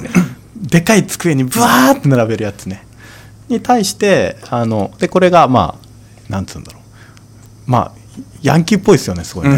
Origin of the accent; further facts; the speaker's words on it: Kanto, Japan; 僕関東生まれだったって